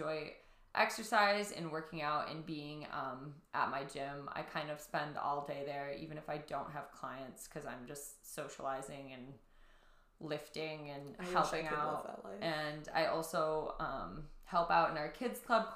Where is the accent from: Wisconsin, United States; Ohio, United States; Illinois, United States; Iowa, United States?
Wisconsin, United States; I'm from Wisconsin, and I'm currently in Austin, Texas with Kayla right now